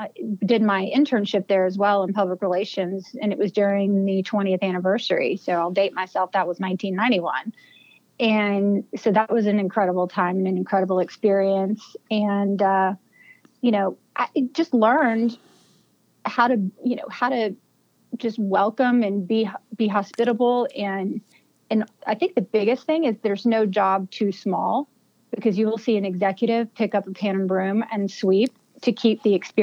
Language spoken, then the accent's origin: English; Auburndale, Florida, United States; My hometown is Auburndale, Florida